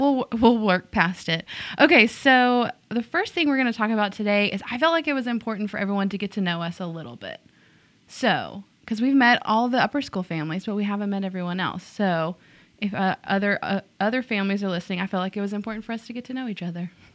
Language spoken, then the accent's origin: English; Tyler, Texas, United States; also born or lived in Whitehouse, Texas; I grew up in Tyler